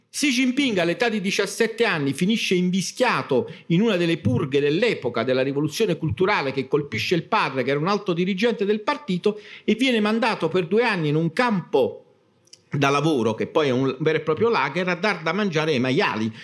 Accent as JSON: {"language": "Italian", "town": "Naples", "region": "Campania", "country": "Italy", "tie": "born or raised there", "said": "io sono napoletano, sono nato nel centro storico di Napoli, proprio chi di voi l'ha visitata spacca Napoli, sono proprio del cuore della città"}